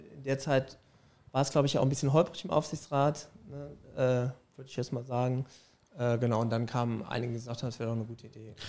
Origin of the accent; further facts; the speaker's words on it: Vallendar, Rhineland-Palatinate, Germany; moved away as an adult; also born or lived in Saarbrücken / Trier / Bonn / Cologne; now in Saarland, Germany; Ich komme quasi aus Fallendar. Das ist bei Koblenz.